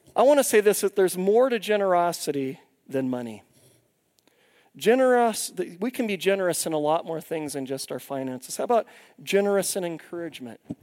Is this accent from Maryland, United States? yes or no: no; Longview, Washington, United States; where I grew up in Longview, Washington